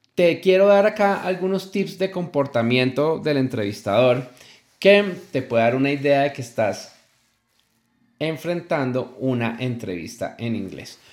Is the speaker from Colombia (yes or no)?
yes; Colombia; una empresa muy muy importante en mi país Colombia